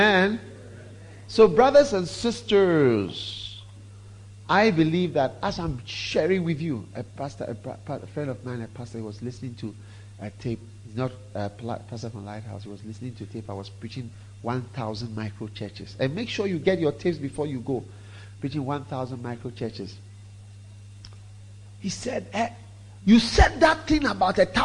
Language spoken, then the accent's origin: English; Ghana; I'm half Swiss, half Ghanaian. And I've grown up in Ghana, mostly